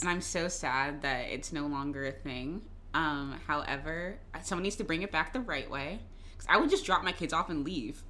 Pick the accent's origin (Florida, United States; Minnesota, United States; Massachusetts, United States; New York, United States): Florida, United States; Jacksonville; Duval, that's my hometown